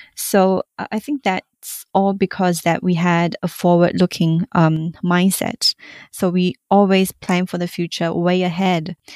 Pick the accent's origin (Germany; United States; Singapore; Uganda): Singapore; in Singapore, we um, we do have our local variety of it um, as English